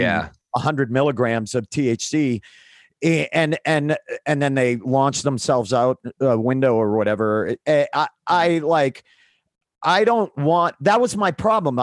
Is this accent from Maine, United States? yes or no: yes; Maine, United States; I grew up in the Northeast and in Maine